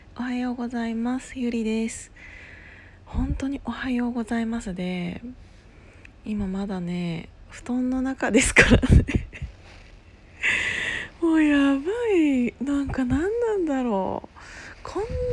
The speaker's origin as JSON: {"language": "Japanese", "region": "Gunma", "country": "Japan", "tie": "born or raised there", "also_born_or_lived": "Osaka", "moved": "as an adult", "said": "その群馬県出身って言ってるじゃないですか"}